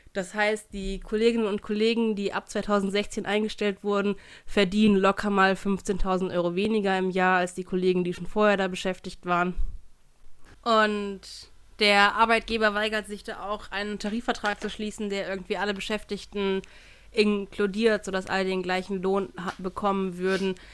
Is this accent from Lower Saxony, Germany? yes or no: yes; Hannover, Lower Saxony, Germany; moved away; also born or lived in Cologne; mein Bier aus meiner Heimatstadt